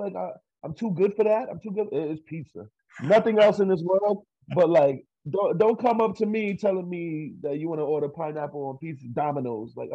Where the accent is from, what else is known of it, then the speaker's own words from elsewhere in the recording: New York, United States; now in Los Angeles, United States; I'm from New York